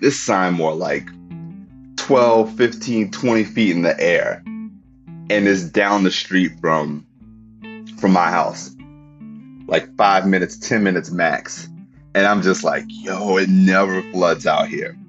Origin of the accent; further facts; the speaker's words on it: New Orleans, Louisiana, United States; moved away; I'm like extra like proud to say that I'm from New Orleans these days